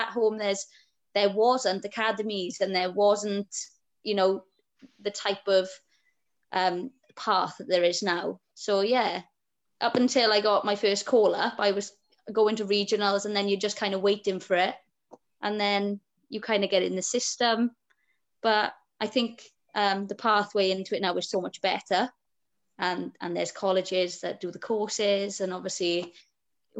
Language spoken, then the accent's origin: English; Wales, United Kingdom; I would never shy away from being a Welsh person